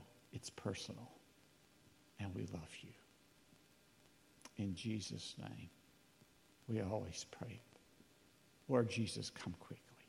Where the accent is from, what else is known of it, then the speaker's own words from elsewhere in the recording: North Alabama, United States; we're from North Alabama.